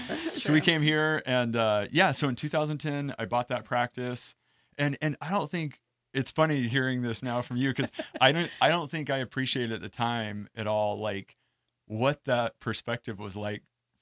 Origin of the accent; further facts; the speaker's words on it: Boise, Idaho, United States; moved away as an adult; now in California, United States; I knew I wanted to come to California. I'm originally from Boise, Idaho